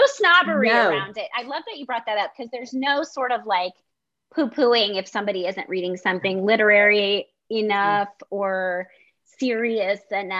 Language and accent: English; Philadelphia, Pennsylvania, United States; I'm from Philly.